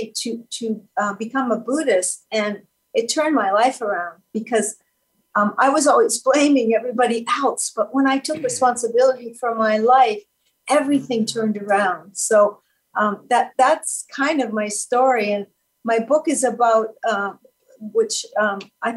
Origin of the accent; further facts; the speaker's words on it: Canada; So I was born in Canada. I'm a French Canadian girl